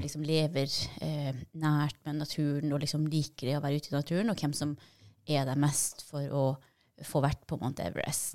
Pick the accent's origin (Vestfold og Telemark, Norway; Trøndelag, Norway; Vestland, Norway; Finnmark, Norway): Finnmark, Norway; Vadsø; jeg er jo fra Vadsø, og der er det helt flatt